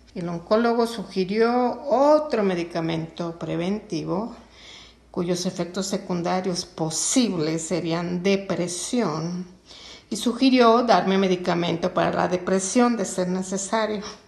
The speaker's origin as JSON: {"language": "Spanish", "region": "Sonora", "country": "Mexico", "said": "en Sonora, de donde yo soy"}